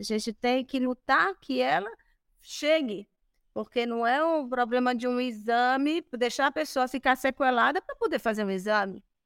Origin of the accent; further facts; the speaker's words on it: Brazil; Nós somos brasileiros